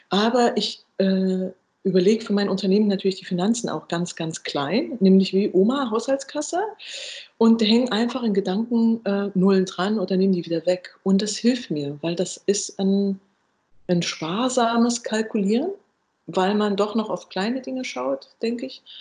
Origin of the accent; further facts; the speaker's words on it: eastern Germany, Germany; ich komme ja auch aus Ostdeutschland äh, ursprünglich